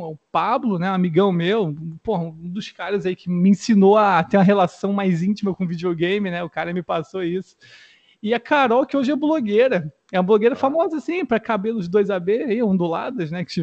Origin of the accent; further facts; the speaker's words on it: São Paulo, Brazil; born there; Não, mano, eu, eu nasci em São Paulo.